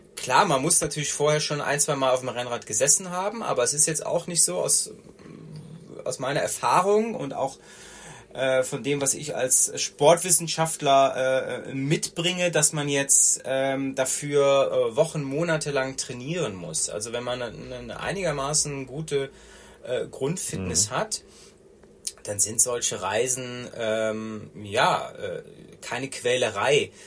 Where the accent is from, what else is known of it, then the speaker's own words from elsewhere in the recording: Rhineland, Germany; accent: Rhenish; now in Munich, Germany; bin gebürtiger Rheinländer. Man hört das teilweise auch noch an meiner Stimme